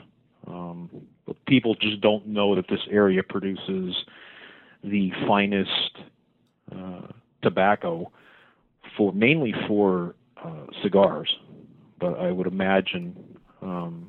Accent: Windsor Locks, Connecticut, United States; I grew up in Windsor Locks, the next town over

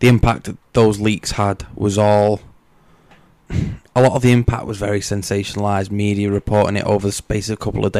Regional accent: United Kingdom; we're fucking British.

